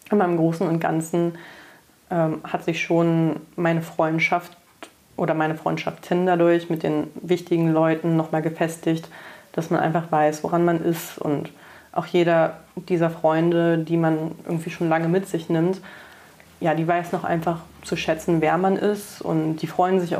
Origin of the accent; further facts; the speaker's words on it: Braunschweig, Lower Saxony, Germany; now in Cologne, Germany; Ich meine, ich bin dann schon von Braunschweig nach Köln gezogen fürs Studium, was ja auch nicht gleich um die Ecke war